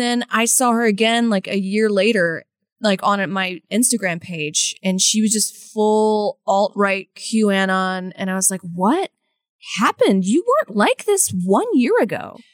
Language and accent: English; United States; I'm speaking as an American